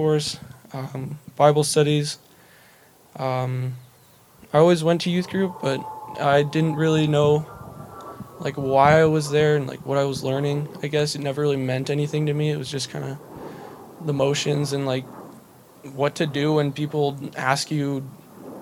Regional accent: Bozeman, Montana, United States; also born or lived in Seattle, Washington / Belgrade, Montana; I was born in Seattle, only stayed for a year-ish. We moved to Belgrade, which I don't really remember that much. So then we moved to Bozeman in, I think, 2004 or 5

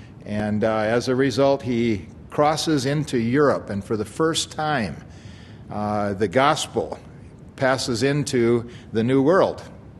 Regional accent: Kalispell, Montana, United States; although I'm a Montana boy myself. I was born over here in Kalispell.

